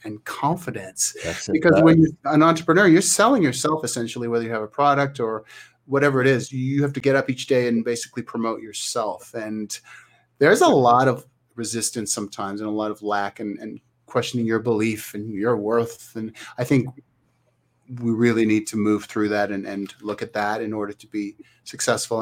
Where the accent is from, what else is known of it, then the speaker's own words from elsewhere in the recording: Thunder Bay, Ontario, Canada; moved away; Thunder Bay is my hometown in Canada.